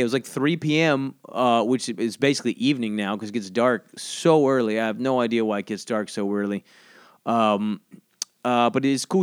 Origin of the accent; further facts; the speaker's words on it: South Georgia coast, United States; moved away; I grew up on the coast in Georgia